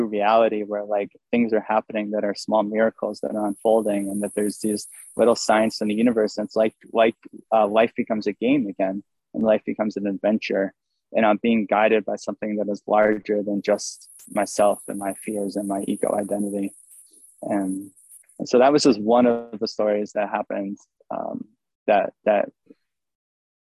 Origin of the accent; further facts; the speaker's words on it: Maine, United States; I was born on my birth certificate in 1990 when I was born in Maine